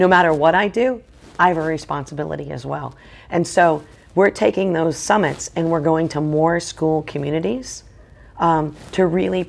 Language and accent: English; Boston, Massachusetts, United States; I'm from Boston, so I love the Red Sox